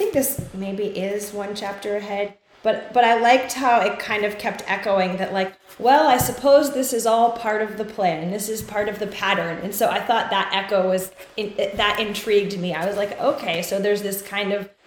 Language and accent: English; East Coast, United States; now in Los Angeles, United States; I'm from the East Coast